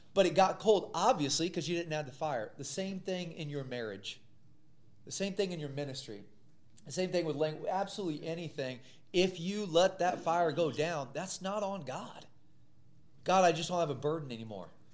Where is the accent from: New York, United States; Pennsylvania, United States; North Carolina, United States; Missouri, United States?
Missouri, United States; I grew up in the Midwest in Missouri